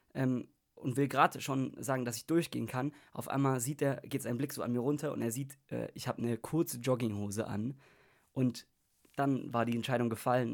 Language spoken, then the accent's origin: German; Germany; als Deutscher